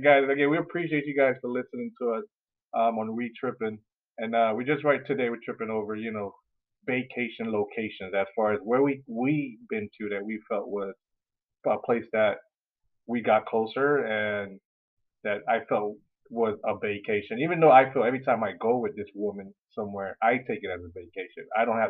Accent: Louisiana, United States; Even though I grew up in Louisiana.

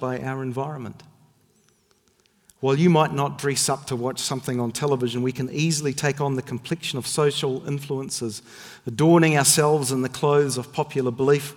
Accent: Northern Ireland, United Kingdom; when I was a child growing up in Northern Ireland

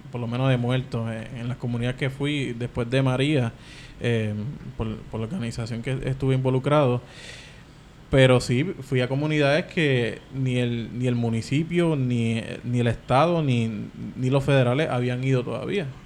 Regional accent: U.S. Virgin Islands; born there; Yo nací en Islas Vírgenes, pero mis padres no son de aquí.

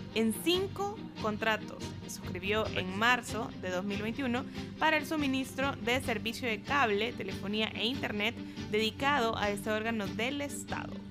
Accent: El Salvador

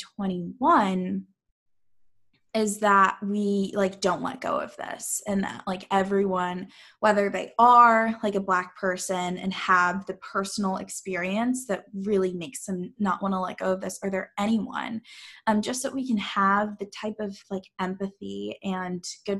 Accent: St. Louis, Missouri, United States; I'm like from St. Louis

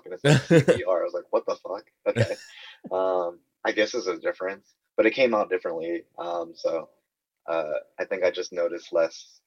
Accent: Kentucky, United States; I'm from Kentucky

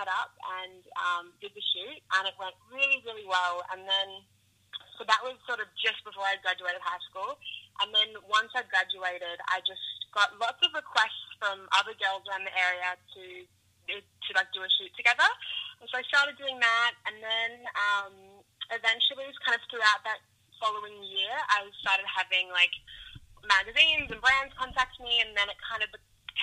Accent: Byron Bay, New South Wales, Australia; born or raised there; also born or lived in Melbourne

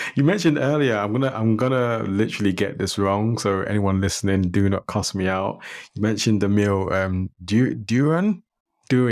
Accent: London, United Kingdom; I grew up in London

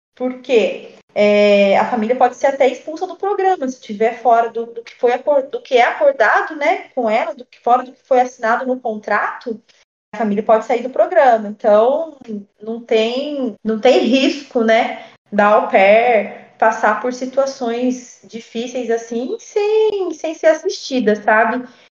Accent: Taubaté, São Paulo, Brazil; also born or lived in United States; eu sou da cidade de Taubaté

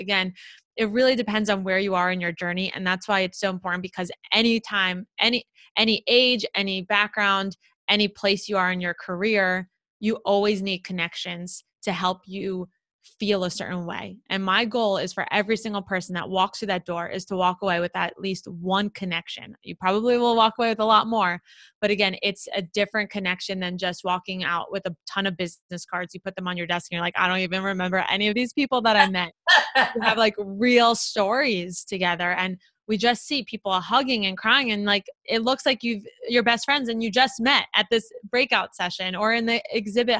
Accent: South Florida, United States; I grew up in South Florida and it's like my hometown

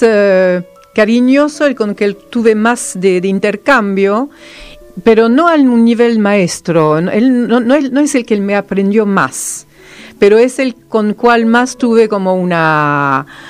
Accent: France; first language Serbo-Croatian; Spanish is a second language; moved away as an adult; now in Argentina; Soy la sola francesa

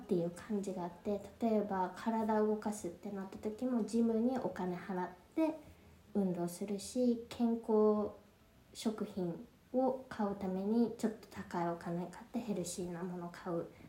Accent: Japan; moved away as an adult; now in Paris, France; 育ちは日本なんですけど

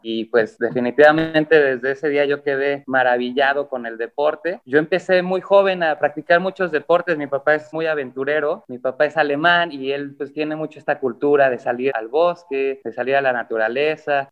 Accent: Mexico; mi mamá es mexicana y yo me considero mexicano

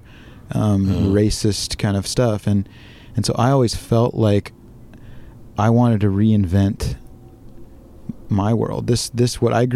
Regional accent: Orange County, Southern California, United States; moved away as an adult; now in Washington, United States; I grew up in Southern California. I live in rural Washington

